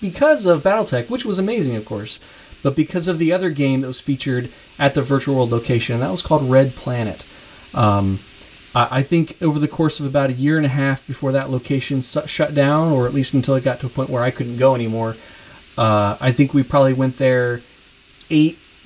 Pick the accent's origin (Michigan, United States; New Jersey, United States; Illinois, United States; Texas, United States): Michigan, United States; Kalamazoo; my hometown, Kalamazoo, Michigan